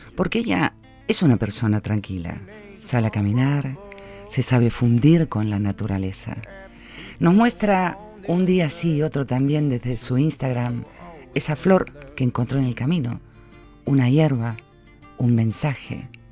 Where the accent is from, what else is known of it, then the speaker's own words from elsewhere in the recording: Argentina; now in Vitoria, Spain; como buena argentina